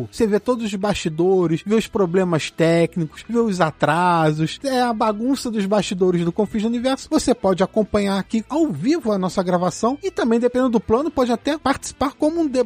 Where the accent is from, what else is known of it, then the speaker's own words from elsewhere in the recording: Porto Alegre, Rio Grande do Sul, Brazil; also born or lived in Pelotas; De Porto